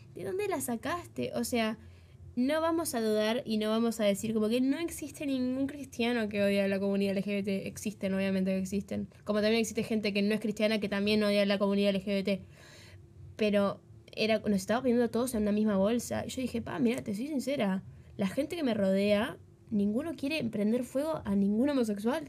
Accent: Uruguay; accent: Uruguayan; Nosotros en el país en el que vivimos, que es Uruguay, por los que no sabían, somos re uruguayas, se dan cuenta por el acento

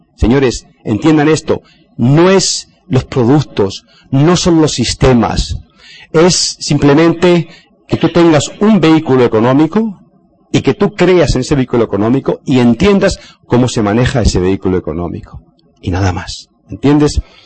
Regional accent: Spain; en mi país, España

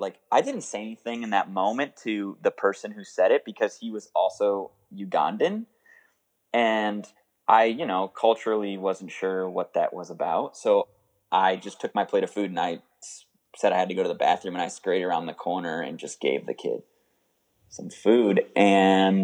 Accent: New England, United States; I grew up in New England

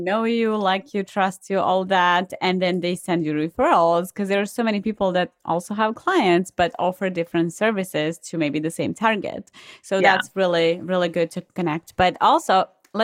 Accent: Serbia; I'm originally from Serbia

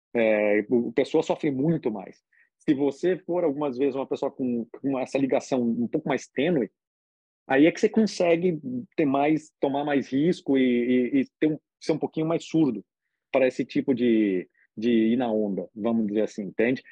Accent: Brazil; moved away; eu sou brasileiro e, na verdade, eu sou bem brasileiro

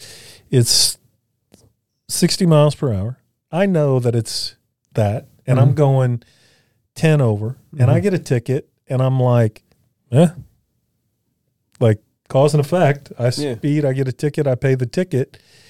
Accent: Louisiana, United States; Because I'm from Louisiana and I don't really want to speed anyway.

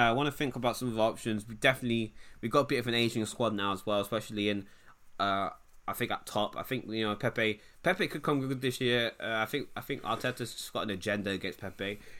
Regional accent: England, United Kingdom; I'm English.

